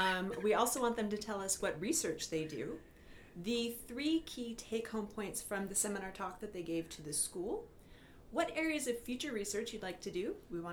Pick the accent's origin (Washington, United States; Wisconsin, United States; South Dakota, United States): Washington, United States; moved away as an adult; now in Brisbane, Australia; I'm originally from the US. The US, yeah. Washington State.